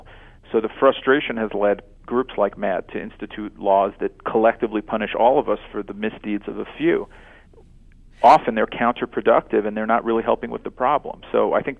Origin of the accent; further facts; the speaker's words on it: New York City, New York, United States; moved away; I'm actually from New York, lived there over 30 years